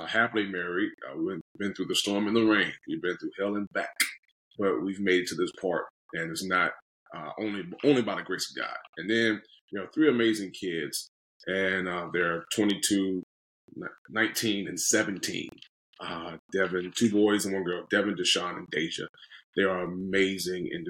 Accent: Norfolk, Virginia, United States; also born or lived in Chesapeake, Virginia; now in Southern California, United States; I'm born and raised in Virginia, native of born in Norfolk, Virginia, and lived in cities called Chesapeake and Virginia Beach, Virginia

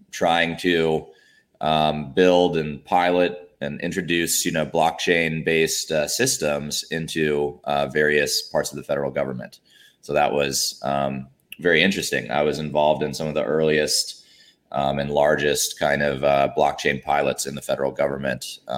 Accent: Alabama, United States; moved away as an adult; also born or lived in Washington, D.C.; now in Atlanta, United States; I grew up down south in Alabama, and then you know for school I went up to D.C.

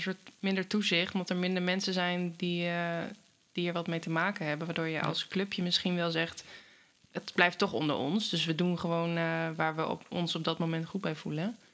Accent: Hengelo, Overijssel, Netherlands; ik kom uit Hengelo

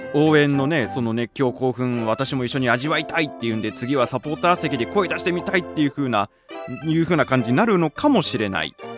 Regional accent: Chofu, Tokyo, Japan; moved away as an adult; also born or lived in Kawasaki, Kanagawa; 私生まれ故郷が東京は調布市

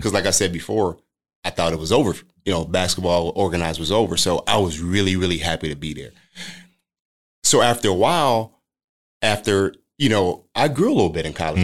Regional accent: Chicago, Illinois, United States; where I grew up in the Robert Taylor homes, it's a lot of basketball players

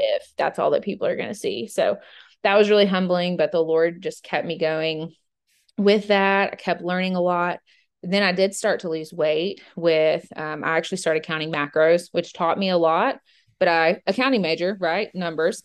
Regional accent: Georgia, United States; now in Middle Tennessee, United States; I grew up in Georgia and went to the University of Georgia

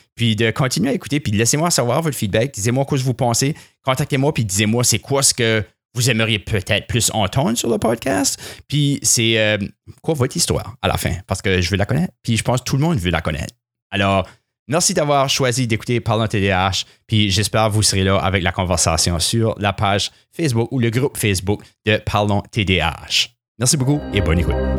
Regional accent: southeast New Brunswick, Canada; accent: influenced by English; Je, suis originaire du sud-est du Nouveau-Brunswick, alors j'ai un accent qui est assez influencé par l'anglais

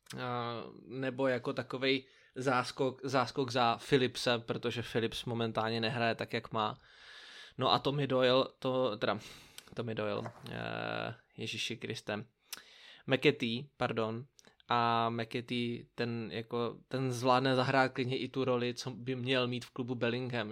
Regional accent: Brno, South Moravian Region, Czechia; jako správný Brňák, nebo jako my dva správní Brňáci

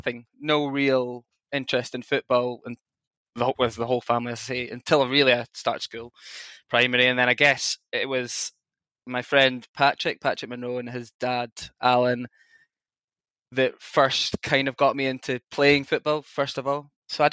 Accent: Edinburgh, Scotland, United Kingdom; Yeah, I'm from Edinburgh, grew up in Edinburgh, with a non-footballing supporting immediate family.

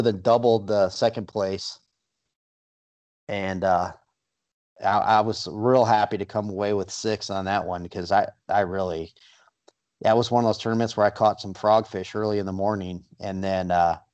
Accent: Michigan, United States; moved away; I grew up fishing in Michigan

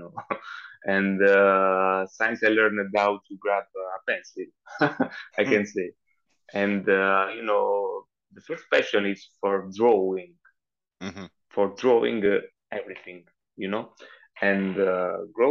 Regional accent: Southern Italy, Italy; English is a second language; I'm from Italy, and I come from South Italy

